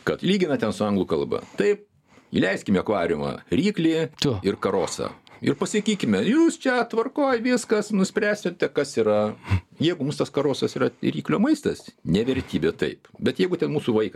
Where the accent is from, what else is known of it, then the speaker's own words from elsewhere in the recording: Lithuania; mes lietuviai